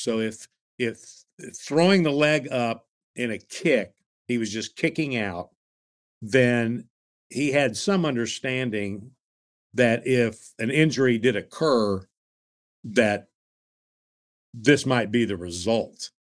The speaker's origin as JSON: {"language": "English", "town": "Tulsa", "region": "Oklahoma", "country": "United States", "tie": "born or raised there", "said": "when I was growing up in Tulsa, we had the Tulsa Oilers ice hockey team"}